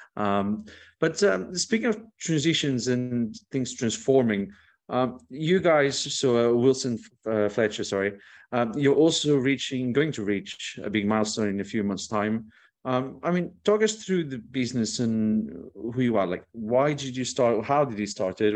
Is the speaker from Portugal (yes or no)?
yes; Portugal; I come from Portugal.